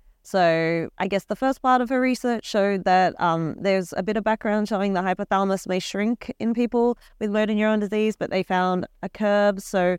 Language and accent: English; Australia; I'm from the University of Queensland, all the way from Australia.